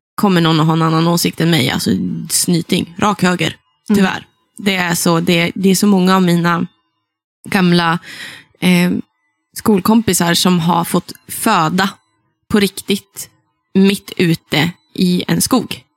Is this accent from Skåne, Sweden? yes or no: no; Sollefteå, Västernorrland County, Sweden; accent: Norrland dialect; jag är från Ångermanland. Jag är mm. också från då Sollefteå som är hjärtat i Ådalen